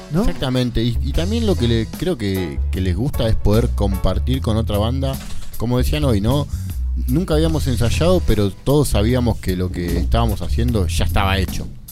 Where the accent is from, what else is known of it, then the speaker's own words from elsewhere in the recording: Corrientes, Argentina; no soy paraguayo, boludo, soy correntino